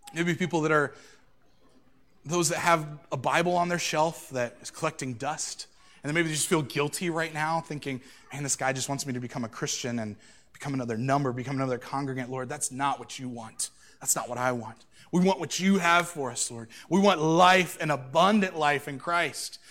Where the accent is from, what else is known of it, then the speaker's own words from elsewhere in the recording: United States; I'm an American